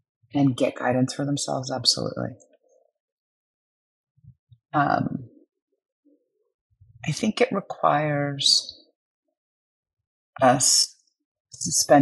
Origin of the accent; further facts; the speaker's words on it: New York City, New York, United States; now in Napa Valley, United States; growing up in Brooklyn